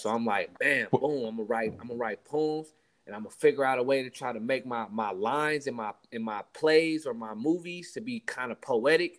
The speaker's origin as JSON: {"language": "English", "town": "Richmond", "region": "California", "country": "United States", "tie": "born or raised there", "said": "We all was born and raised in Richmond, California, mostly grew up in North Richmond, California"}